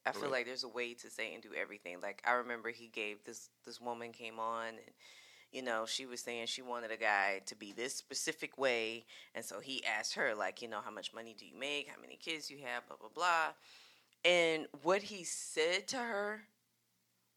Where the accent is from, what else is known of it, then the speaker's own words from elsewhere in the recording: South Carolina, United States; I'm born and raised in South Carolina, and traveled the entire state